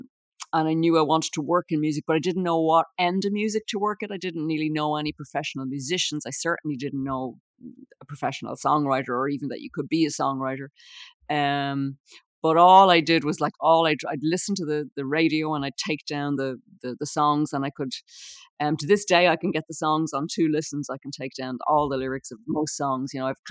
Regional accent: Dublin, Leinster, Ireland; Well, I was born and bred there, but my parents would have come from, they were both from Dublin, but they different parts of Dublin.

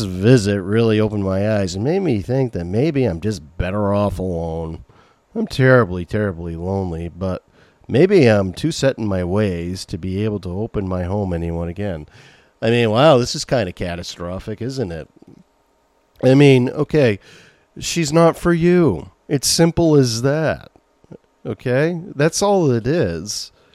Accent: Maine, United States; accent: Maine; As I get older, the more my main accent comes out

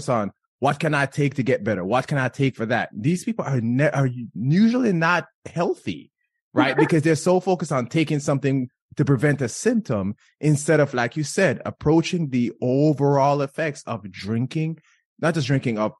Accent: Jamaica; I'm Jamaican

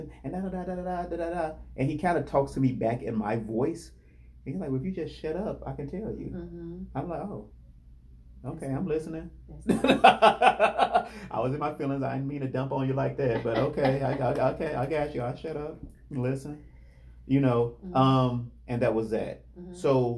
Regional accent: Indiana, United States; I'm from Indiana.

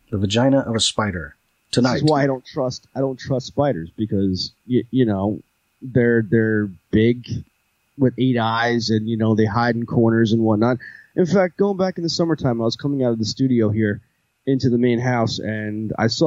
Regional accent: Jersey Shore, New Jersey, United States; I am from the Jersey Shore. So for all intent purposes

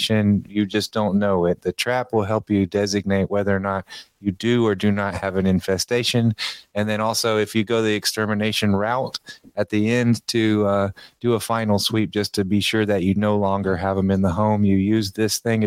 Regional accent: Memphis, Tennessee, United States; I'm from Memphis, Tennessee. I've been here for most of my life

